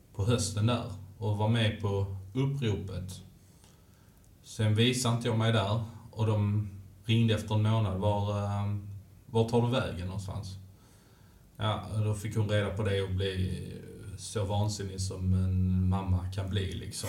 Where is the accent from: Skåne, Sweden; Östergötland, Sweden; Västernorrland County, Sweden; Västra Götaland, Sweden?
Skåne, Sweden; Malmö; Jag är född i Malmö. Mm. Jag är född och uppväxt eh, mitt inne i stan, eh, vid Karoli-kvarteren